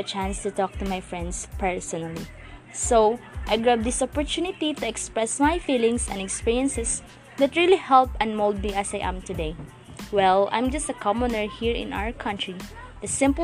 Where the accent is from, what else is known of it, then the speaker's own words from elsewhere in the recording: Cebu, Central Visayas, Philippines; now in Muntinlupa, Philippines; I am a proud Cebuano.